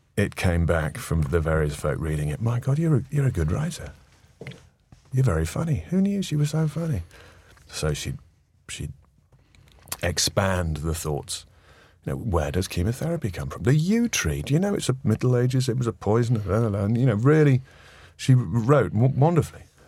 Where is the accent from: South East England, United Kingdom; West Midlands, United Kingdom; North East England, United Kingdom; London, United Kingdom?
North East England, United Kingdom; moved away; both born and brought up in the Northeast